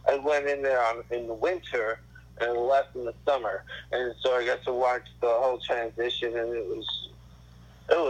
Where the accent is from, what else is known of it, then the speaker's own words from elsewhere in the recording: Pasadena, California, United States; also born or lived in Hollywood, Los Angeles; Pasadena. Well, I was born in Hollywood